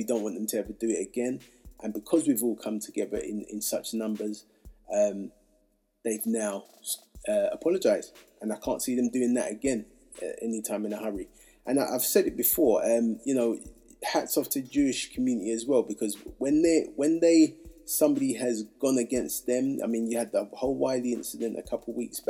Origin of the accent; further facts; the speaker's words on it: Hackney, London, United Kingdom; You know, and look, I'm from Hackney.